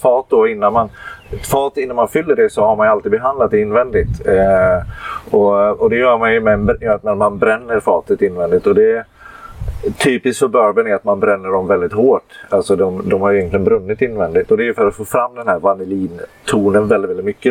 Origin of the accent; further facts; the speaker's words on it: Gävle, Gävleborg County, Sweden; also born or lived in Halmstad; now in Varberg, Sweden; jag kommer egentligen från Gävle och bor i Varberg